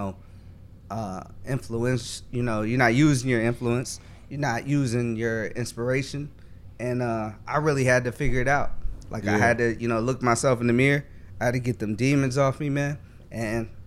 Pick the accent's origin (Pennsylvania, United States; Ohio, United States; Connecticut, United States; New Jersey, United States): Ohio, United States; Cincinnati; moved away as an adult; also born or lived in Minnesota; I'm originally from Cincinnati, So I moved to Minnesota